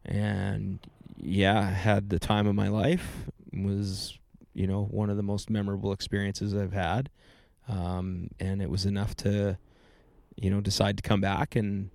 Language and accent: English; Ontario, Canada; I'm one of those imports from Ontario that never left, right? There's a lot of us.